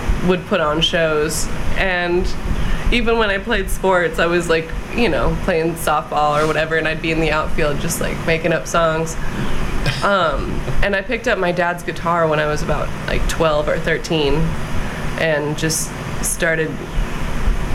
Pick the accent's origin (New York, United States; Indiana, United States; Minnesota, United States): Indiana, United States; Carmel; I grew up in Carmel